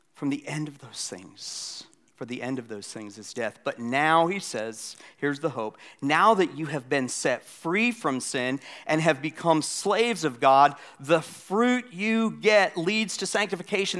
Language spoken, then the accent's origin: English; Florida, United States; now in South Carolina, United States; I grew up in Florida. I live in South Carolina